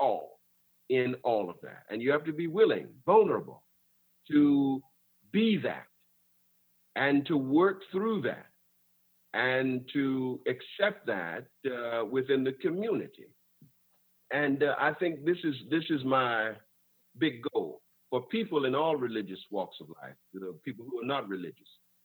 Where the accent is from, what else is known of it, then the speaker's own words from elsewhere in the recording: West Palm Beach, Florida, United States; growing up in West Palm Beach, Florida